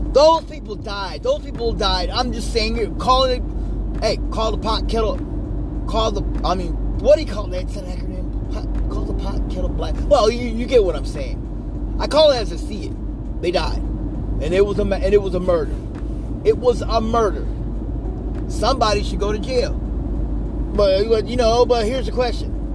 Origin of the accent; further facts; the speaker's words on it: United States; I'm an American